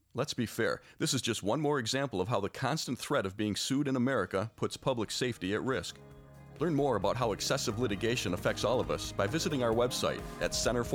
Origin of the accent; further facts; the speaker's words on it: Cadillac, Michigan, United States; my hometown of Cadillac, Michigan